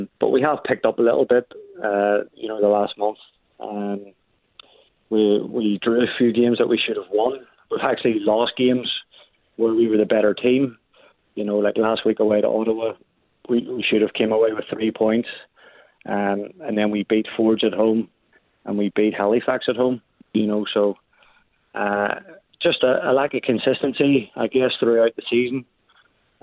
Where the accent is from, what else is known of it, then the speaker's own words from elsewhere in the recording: Ireland; now in Canada; I'm from Ireland